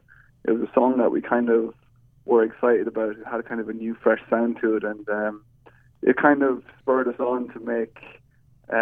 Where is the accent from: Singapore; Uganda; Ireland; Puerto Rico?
Ireland; being Irish